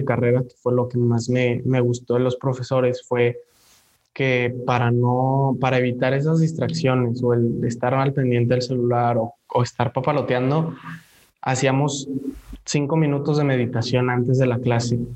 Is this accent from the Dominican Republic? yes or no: no; Mexico; nos define mucho como personas y como mexicanos